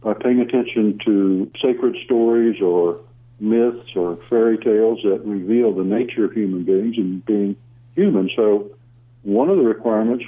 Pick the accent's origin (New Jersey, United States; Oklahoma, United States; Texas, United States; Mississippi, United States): Oklahoma, United States; now in Austin, United States; I don't pronounce Weltanschauung very well, because I'm from Oklahoma